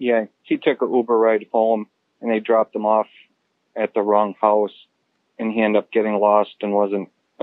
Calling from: Oshkosh, Wisconsin, United States; I'm calling from Oshkosh, Wisconsin.

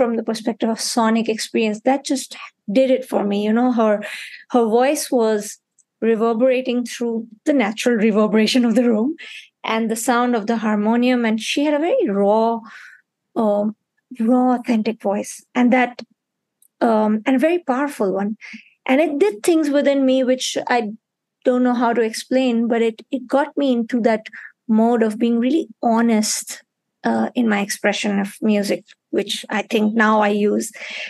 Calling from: Mumbai, Maharashtra, India; I'm calling in from Mumbai at this point, but I'll be very soon close to where you are in Belgium.

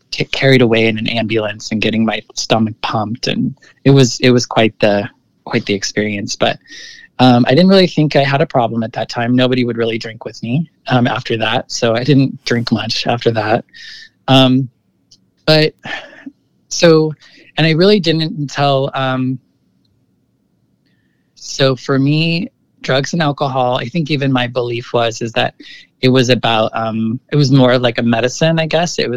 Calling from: San Francisco, California, United States; I'm currently living in the lower Haight of San Francisco. So, I've been here for a few years now.

